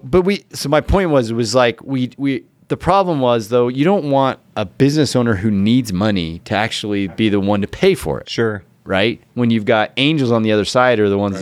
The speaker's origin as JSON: {"language": "English", "town": "Ogden", "region": "Utah", "country": "United States", "tie": "born or raised there", "said": "i'm from o town uh, Ogden, Utah"}